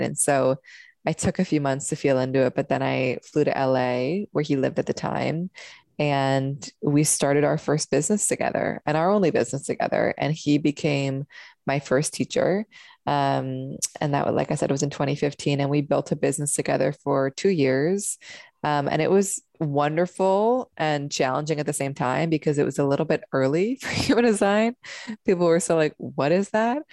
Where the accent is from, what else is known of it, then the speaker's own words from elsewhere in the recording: Seattle, Washington, United States; I grew up in Seattle